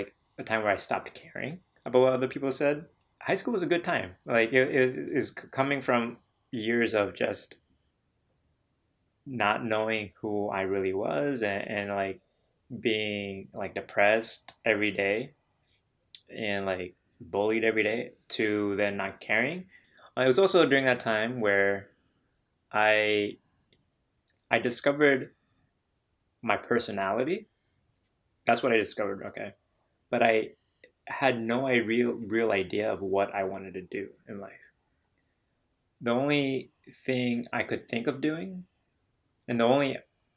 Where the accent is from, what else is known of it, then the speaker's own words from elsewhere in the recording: Danville, Illinois, United States; also born or lived in Iowa; I moved to Illinois, specifically Danville, Illinois, from Iowa when I was in fifth grade.